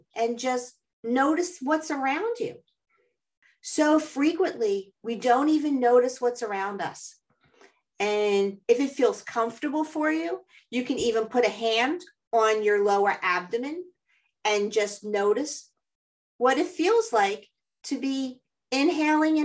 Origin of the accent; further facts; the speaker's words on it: Philadelphia, Pennsylvania, United States; I grew up here in Philadelphia